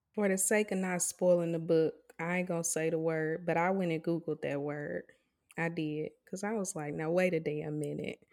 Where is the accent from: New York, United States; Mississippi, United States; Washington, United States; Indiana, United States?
Mississippi, United States; moved away; a lot of us who, uh, were raised in Mississippi, we grew up in towns